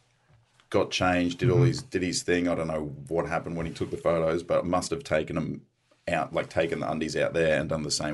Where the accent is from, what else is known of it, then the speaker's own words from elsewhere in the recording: Australia; I was from Australia